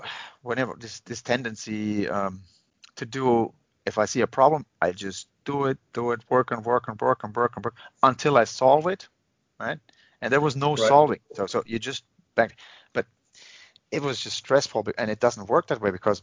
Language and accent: English; Germany; first language Finnish and German; English is a second language; My father was Serbian. My father Finnish, and I was born in Germany